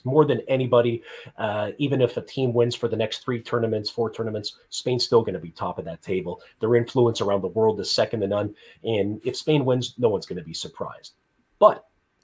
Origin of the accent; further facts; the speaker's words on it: Canada; As a Canadian